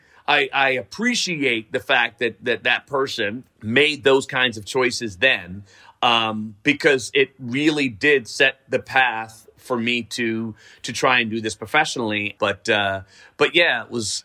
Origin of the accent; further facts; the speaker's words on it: New York City, New York, United States; I grew up in Riverdale